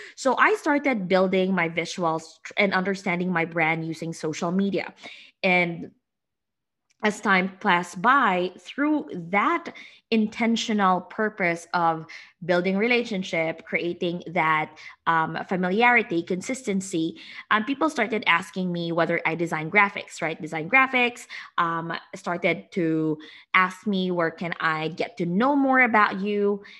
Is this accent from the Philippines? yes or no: yes; Philippines; moved away as an adult; now in United States; I am from the Philippines. I came here to the U S five years ago